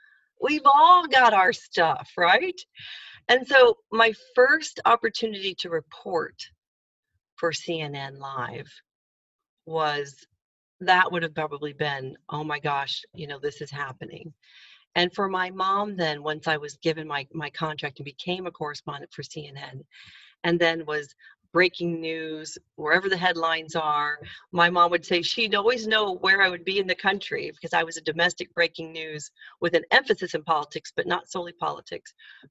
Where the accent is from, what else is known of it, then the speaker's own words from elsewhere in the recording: Indiana, United States; back to the days when I was a kid in Indiana. Changing my accent a bit to be better understood